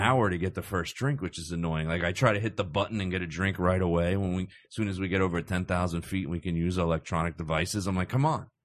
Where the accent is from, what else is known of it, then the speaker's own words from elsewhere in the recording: Cherry Hill, New Jersey, United States; I grew up in South Jersey